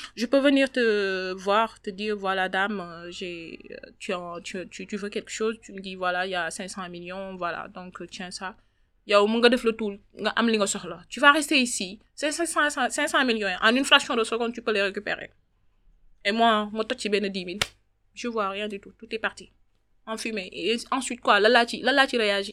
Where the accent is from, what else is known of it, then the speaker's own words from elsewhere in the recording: Dakar, Senegal; J'habite à Wakam, je suis une Wakamoise. Je suis née à Wakam, j'ai grandi à Wakam